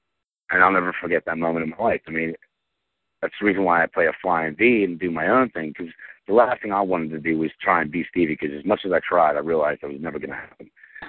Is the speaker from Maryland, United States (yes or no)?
no; Aliquippa, Pennsylvania, United States; I grew up in Aliquippa